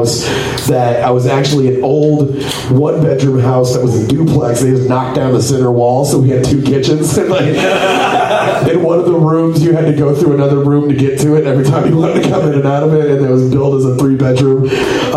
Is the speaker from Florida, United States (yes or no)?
no; Copperas Cove, Texas, United States; I grew up in a town called Coppers Cove, Texas.